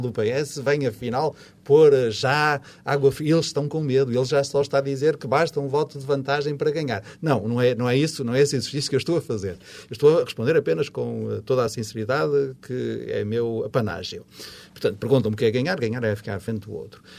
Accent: Porto, Norte, Portugal; accent: Porto dialect (portuense); o meu dialeto portuense a trair-me

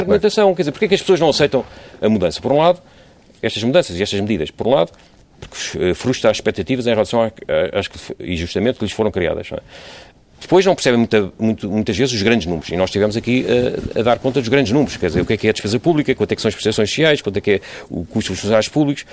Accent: Portugal; enquanto portugueses

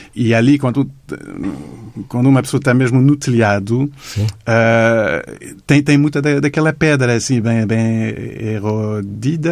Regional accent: Montreal, Quebec, Canada; Portuguese is a second language; moved away as an adult; now in Lisbon, Portugal; eu sou de Montreal, no Canadá

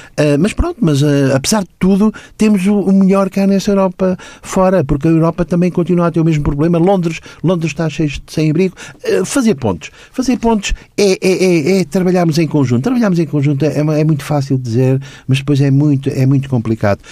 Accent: Lisbon, Portugal; nasci nos Anjos em 54, quando, fui, quando os meus paizinhos me levaram a batizar na Igreja dos Anjos

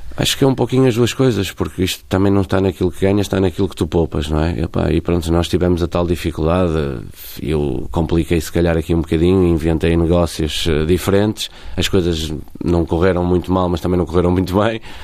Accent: Portugal

